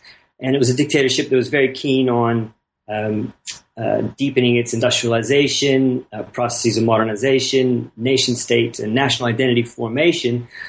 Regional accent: Pittsburgh, Pennsylvania, United States; I grew up in Pittsburgh. I grew up in a small steel town in western Pennsylvania, outside of Pittsburgh.

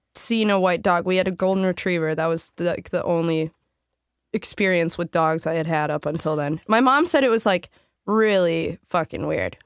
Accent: Saint Paul, Minnesota, United States; I grew up in Lower Town, Saint Paul, in a building called The Northern.

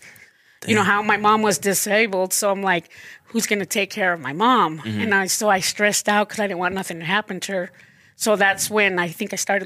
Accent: Idaho Falls, Idaho, United States; I'm originally born and raised in Idaho. Everybody thinks I'm from California or, you know, but no, born and raised here.

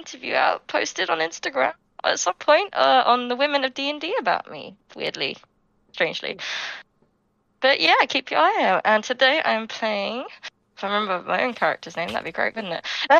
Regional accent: United Kingdom; I am a Brit.

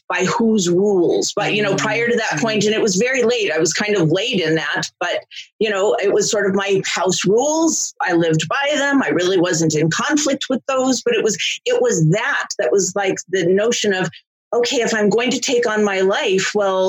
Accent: Los Angeles, California, United States; also born or lived in Philadelphia; I was raised here in Los Angeles, and I went to school here and went to college here and never moved away from Los Angeles. So I'm an Angeleno

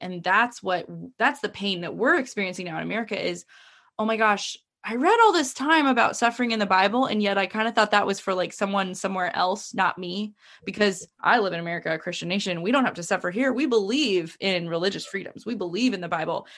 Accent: United States; I've been proud to be an American

